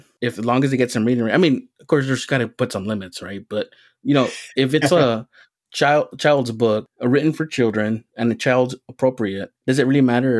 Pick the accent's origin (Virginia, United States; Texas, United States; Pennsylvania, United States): Texas, United States; southern tip of; I grew up near Mexico, actually, in the southern tip of Texas